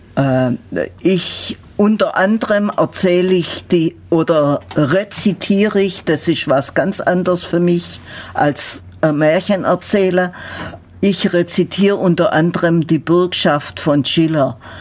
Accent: Ulm, Baden-Württemberg, Germany; accent: Ulmer Schwäbisch

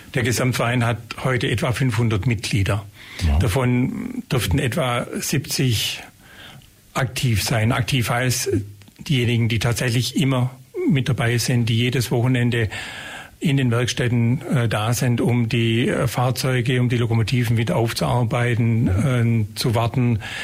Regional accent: Geislingen an der Steige, Baden-Württemberg, Germany; also born or lived in Ulm; ich bin ja eigentlich in Geislingen geboren und mit dem Zuzug nach Ulm

